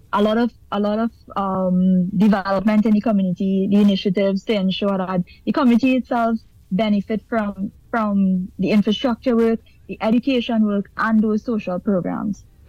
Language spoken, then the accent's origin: English; Trinidad & Tobago; moved away as an adult; now in Guyana; leaving trinidad my home country